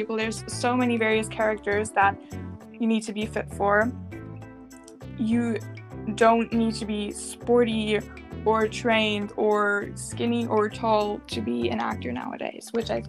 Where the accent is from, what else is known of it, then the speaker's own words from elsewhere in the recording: United States; accent: American; I have never experienced that myself because my American accent is n